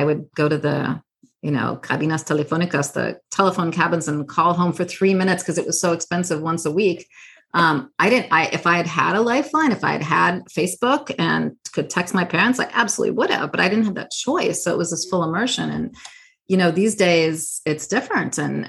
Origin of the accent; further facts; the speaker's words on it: Southern California, United States; first language English; moved away; I grew up in a monolingual English all-American family. I grew up in Southern California.